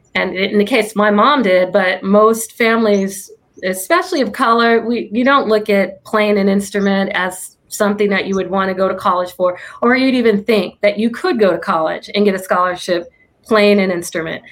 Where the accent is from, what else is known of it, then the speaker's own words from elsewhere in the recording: Illinois, United States; now in Orange County, United States; I'm from Illinois